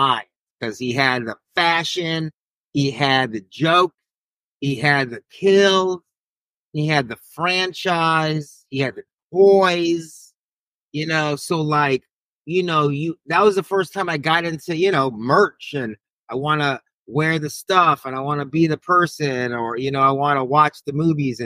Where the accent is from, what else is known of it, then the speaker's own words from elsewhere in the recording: Long Beach, California, United States; also born or lived in Queens, New York; I was born in New York over there in Queens, but I originally am from LBC, Long Beach, Cali. So that's kind of where I rep, and that's my hood.